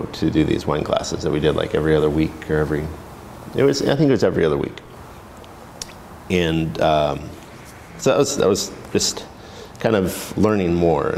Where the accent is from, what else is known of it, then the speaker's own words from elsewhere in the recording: Portland, Oregon, United States; also born or lived in Eugene, Oregon; I was born in Eugene and grew up in Portland